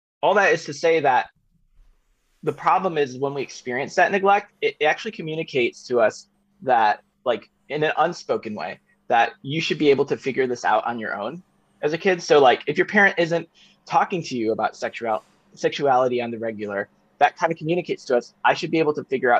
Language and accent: English; Chicago, Illinois, United States; I grew up in Chicago during the Jordan era